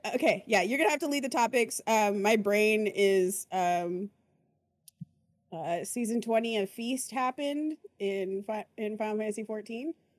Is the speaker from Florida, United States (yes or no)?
no; Arizona, United States; I'm also from Arizona